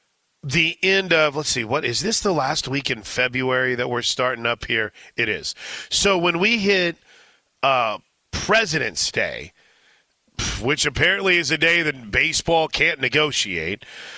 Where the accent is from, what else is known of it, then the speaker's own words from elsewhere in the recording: St. Louis, Missouri, United States; As someone who has grown up, I mean, I grew up in St. Louis.